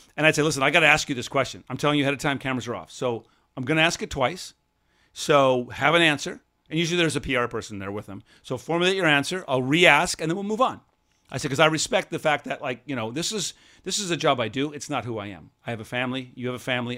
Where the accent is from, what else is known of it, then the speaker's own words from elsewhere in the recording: Seattle, Washington, United States; when I was growing up in Seattle